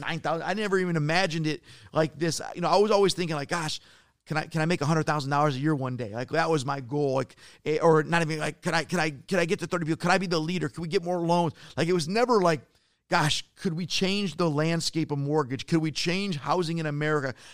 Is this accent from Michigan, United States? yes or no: yes; Detroit, Michigan, United States; I'm from Detroit.